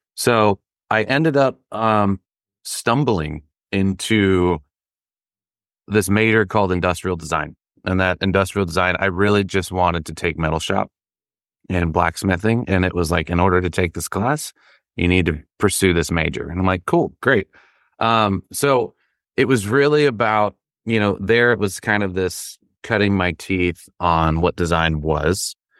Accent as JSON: {"language": "English", "region": "the Carolinas", "country": "United States", "tie": "born or raised there", "said": "I grew up in the Carolinas as well"}